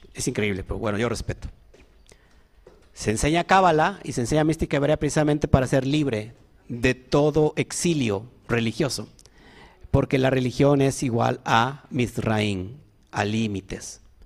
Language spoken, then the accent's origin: Spanish; Orizaba, Veracruz, Mexico; yo nací en Orizaba. Sí, nací en Orizaba. Creo que todos aquí somos orizabeños, ¿no?